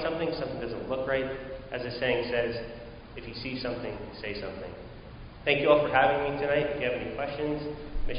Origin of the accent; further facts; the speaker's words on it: Pittsburgh, Pennsylvania, United States; moved away as an adult; now in Albany, United States; I am from Pittsburgh, Pennsylvania, so whenever October 27th happened, it kind of rattled my home, uh, my home city and my family to its core